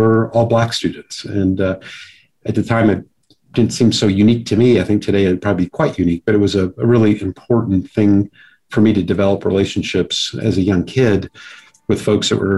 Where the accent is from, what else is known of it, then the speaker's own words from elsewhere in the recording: Richmond, Virginia, United States; also born or lived in Fairfax, Virginia; I was raised in Virginia, Richmond, Virginia, and then Fairfax, Virginia.